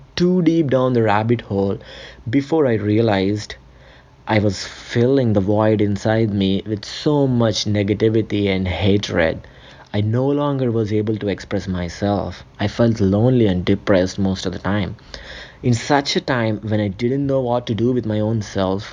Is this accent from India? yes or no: yes; India; moved away as an adult; now in Canada; I was born and raised in a small city in India